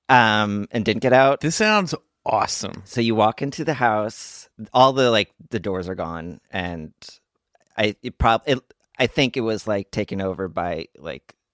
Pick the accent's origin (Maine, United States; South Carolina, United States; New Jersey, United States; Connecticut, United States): New Jersey, United States; Montgomery; I grew up in Montgomery, New Jersey